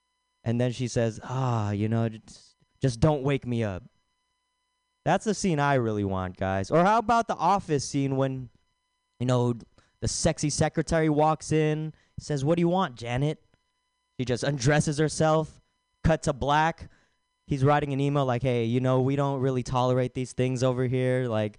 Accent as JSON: {"language": "English", "country": "Philippines", "said": "It's because I'm Filipino, yada yada."}